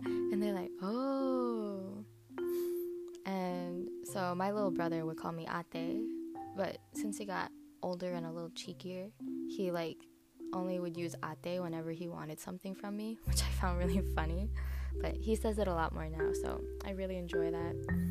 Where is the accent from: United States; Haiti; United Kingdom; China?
United States; I am Filipino American and I am a first generation uh, here in the States.